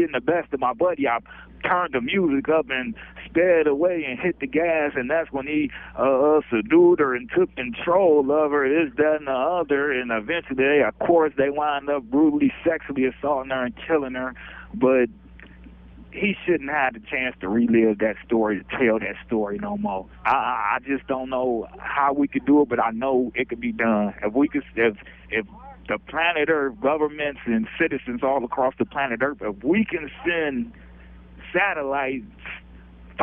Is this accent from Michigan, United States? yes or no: yes; Detroit, Michigan, United States; I'm from Detroit, Michigan